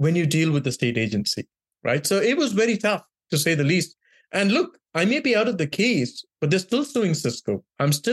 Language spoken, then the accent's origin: English; Mumbai, Maharashtra, India; also born or lived in rural India; now in California, United States; I grew up in Bombay and different parts of India, including rural India, for 3 to 4 months of every year of my childhood.